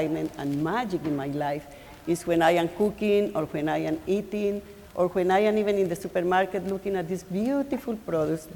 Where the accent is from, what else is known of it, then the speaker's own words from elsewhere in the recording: Colombia; now in Cambridge, United States; I am from Colombia too